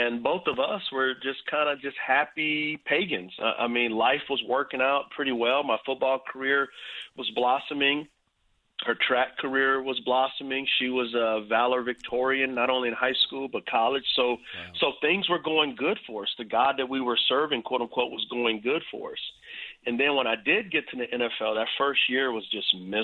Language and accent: English; San Antonio, Texas, United States; I grew up in San Antonio, Texas